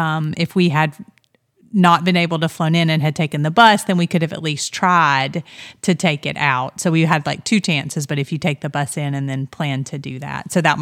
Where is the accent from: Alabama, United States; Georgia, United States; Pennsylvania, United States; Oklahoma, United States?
Georgia, United States; Because we're all from Georgia.